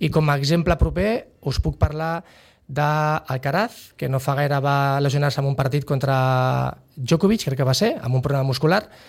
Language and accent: Catalan; Sitges, Catalonia, Spain; born or raised there; moved away as an adult; also born or lived in San Sebastián, Basque Country